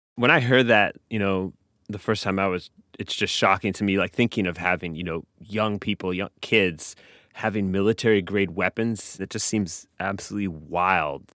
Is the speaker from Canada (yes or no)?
yes; Canada; now in United States; I grew up in Canada, so the culture that I grew up around guns is just very, very different um, from here